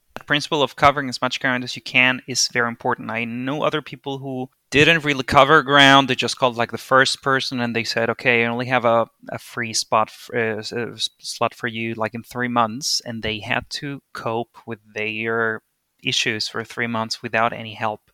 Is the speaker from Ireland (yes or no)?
no; Venezuela; moved away as an adult; also born or lived in Bingen am Rhein, Germany; now in Berlin, Germany; I am originally from Venezuela. I was born and raised there